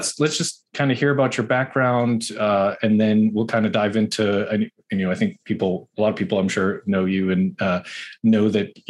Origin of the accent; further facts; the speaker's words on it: Boston, Massachusetts, United States; now in Los Angeles, United States; I'm from Boston. Like we're now both